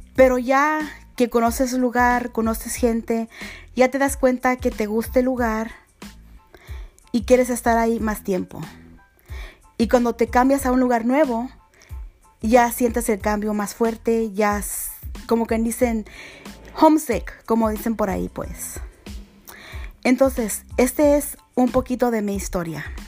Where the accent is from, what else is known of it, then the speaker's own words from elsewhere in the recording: Azusa, California, United States; also born or lived in Los Angeles; Yo soy de Azusa, que es condado de Los Ángeles.